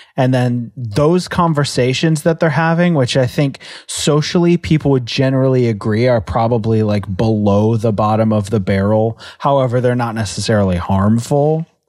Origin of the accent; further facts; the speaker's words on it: United States; as an American